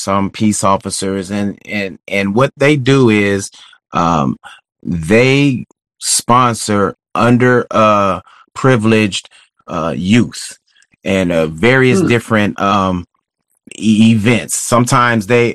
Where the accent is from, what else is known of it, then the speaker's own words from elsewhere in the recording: Texas, United States; moved away as an adult; also born or lived in Kansas City, Missouri; I'm originally from Texas